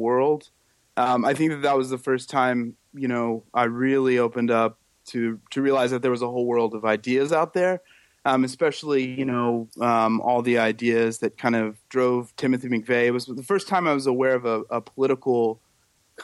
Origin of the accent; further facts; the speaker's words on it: Oklahoma City, Oklahoma, United States; moved away; also born or lived in Indianapolis, Indiana / Phoenix, Arizona / Sacramento, California; Spent some time in Phoenix and in Sacramento as well before moving to Oklahoma City when I was five